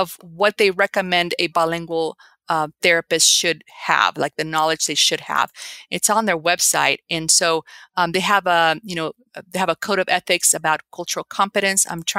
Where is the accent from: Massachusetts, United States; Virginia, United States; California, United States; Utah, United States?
California, United States; accent: Cuban; also born or lived in Cuba; I'm Cuban. I grew up in Southern California after I arrived in the, you know, Central American, South American community. But I'm Cuban. And so I speak the Cuban dialect